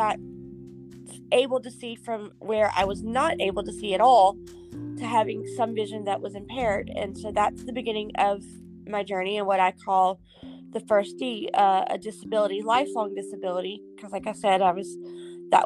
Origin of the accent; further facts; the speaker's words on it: Houston, Texas, United States; I was born in Texas, Houston, Texas, to be exact